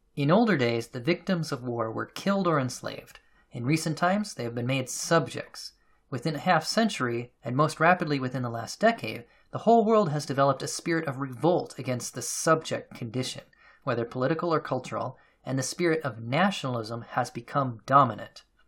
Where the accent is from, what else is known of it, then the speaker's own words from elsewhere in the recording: United States; myself as an American